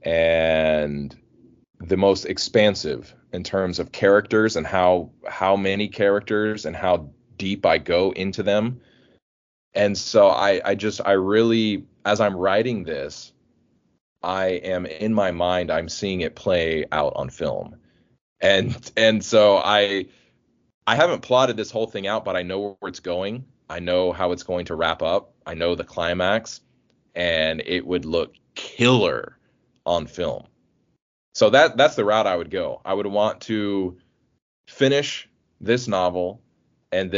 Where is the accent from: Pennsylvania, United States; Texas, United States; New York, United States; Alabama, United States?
Alabama, United States; moved away; I'm originally from Alabama, and so I am a Southern boy at heart